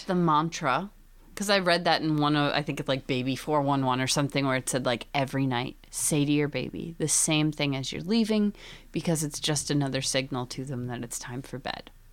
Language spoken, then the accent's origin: English; Scranton, Pennsylvania, United States; I'm from Pennsylvania, and in the Scranton